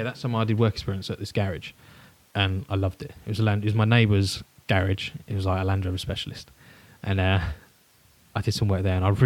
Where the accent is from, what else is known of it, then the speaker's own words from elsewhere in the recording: Huntingdon, East of England, United Kingdom; Born 1995. Nice. Where? In Hinchinbrook Hospital, I believe. Huntingdon.